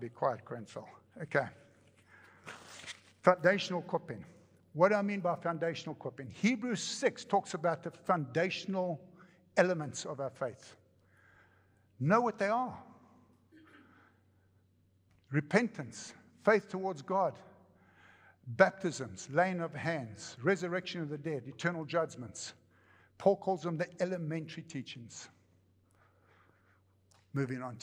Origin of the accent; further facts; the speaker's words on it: United States; I come from America.